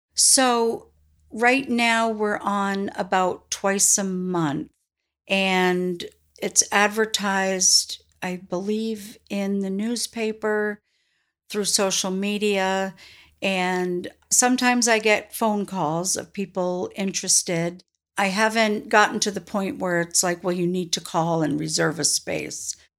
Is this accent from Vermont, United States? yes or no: yes; South Newfane, Vermont, United States; I grew up in South New Fane. My parents bought the general store, and I was four when we moved to Vermont